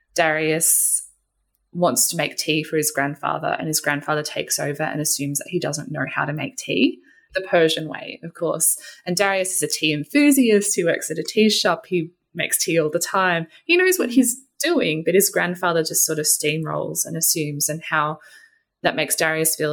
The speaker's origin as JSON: {"language": "English", "country": "Australia", "tie": "born or raised there", "said": "My hmm. parents were both born in Australia. I was born in Australia, and I'm not a visible minority"}